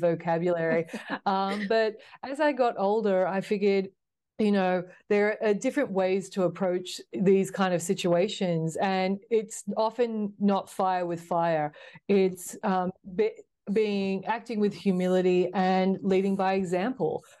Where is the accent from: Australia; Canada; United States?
Australia; Sydney, New South Wales; growing up in Sydney, Australia, like most young girls, uh, started playing netball.